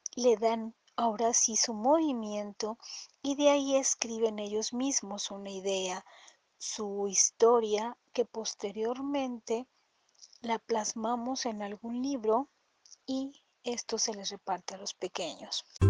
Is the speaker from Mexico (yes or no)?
yes; Toluca, State of Mexico, Mexico; soy mexicana, mi capital es Toluca, Estado de México